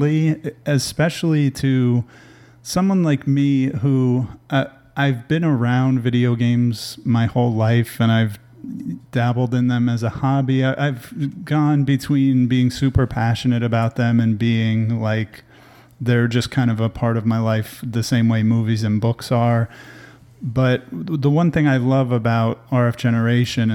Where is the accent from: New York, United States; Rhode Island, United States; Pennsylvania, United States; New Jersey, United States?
New Jersey, United States; moved away as an adult; now in Austin, United States; I'm originally from New Jersey, born and raised in New Jersey